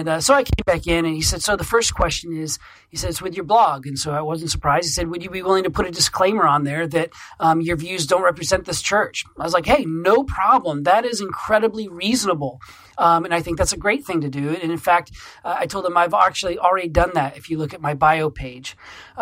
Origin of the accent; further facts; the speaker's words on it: Maine, United States; when I came back to my home state of Maine from seminary a few years ago